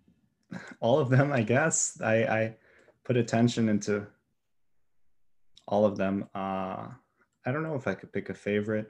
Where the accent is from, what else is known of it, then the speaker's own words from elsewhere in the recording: Milwaukee, Wisconsin, United States; now in central Wisconsin, United States; I live in central Wisconsin. Originally, I was born in Milwaukee